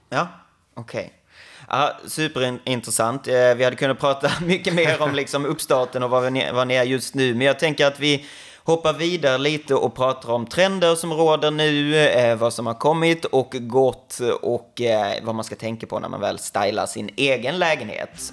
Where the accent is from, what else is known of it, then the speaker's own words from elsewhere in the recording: Skåne, Sweden; jag kommer från Skåne